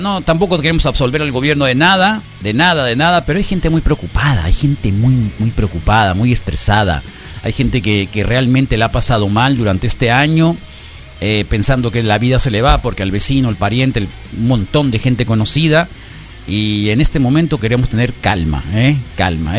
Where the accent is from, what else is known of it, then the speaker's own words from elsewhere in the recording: Mexico; todos los mexicanos